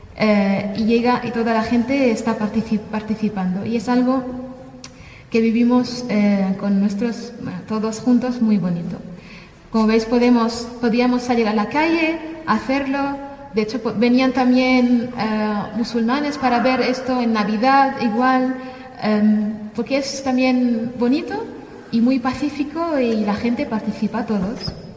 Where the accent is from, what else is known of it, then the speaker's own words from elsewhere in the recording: Damascus, Damascus Governorate, Syria; moved away as an adult; now in Spain; yo soy de Siria, de Damasco, nací en, Damasco eh, y crecí ahí toda mi vida